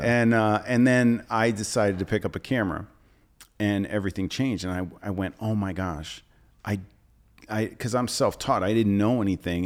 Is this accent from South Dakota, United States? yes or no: no; New Jersey, United States; now in New York City, United States; I grew up sailing on the Jersey Shore and it was a summer house. Like, we would stay there in the summer, in the winter, we'd go to North Jersey